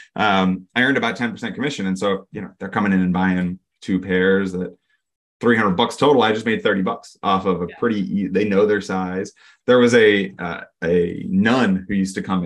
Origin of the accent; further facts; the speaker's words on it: Maine, United States; moved away as an adult; also born or lived in Boston area / Austin, Texas; I currently live in and grew up in Maine